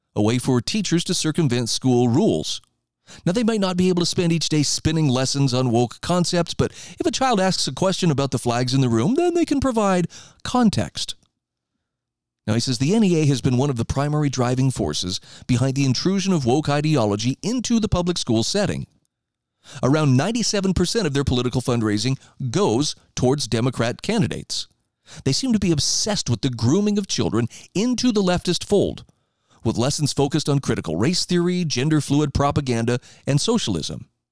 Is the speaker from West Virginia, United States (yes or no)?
no; Idaho, United States; In my home state of Idaho